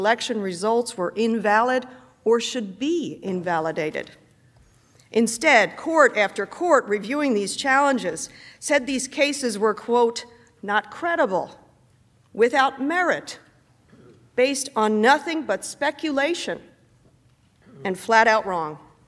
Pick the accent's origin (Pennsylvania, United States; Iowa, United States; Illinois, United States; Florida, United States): Pennsylvania, United States; Pennsylvania, my home state